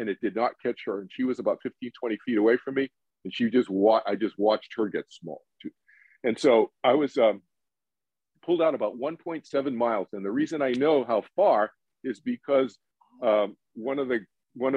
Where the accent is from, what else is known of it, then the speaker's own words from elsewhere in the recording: Boston, Massachusetts, United States; moved away; also born or lived in East Coast; I was born in Boston, grew up in the East Coast, went to school in the East Coast